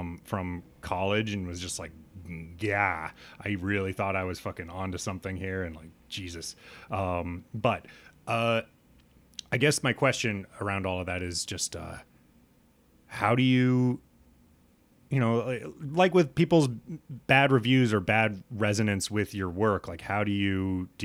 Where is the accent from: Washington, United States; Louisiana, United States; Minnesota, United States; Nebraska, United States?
Nebraska, United States; dumb white kid growing up in Nebraska